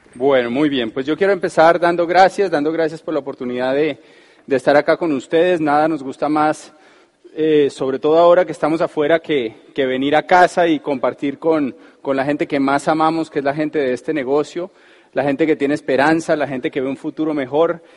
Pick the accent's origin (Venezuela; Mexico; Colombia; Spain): Colombia; uno como es colombiano